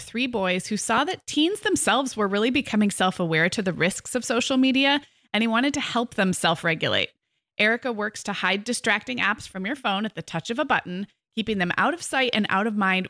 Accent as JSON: {"language": "English", "region": "California", "country": "United States", "said": "So like I'm such a Californian and you're a Michigander"}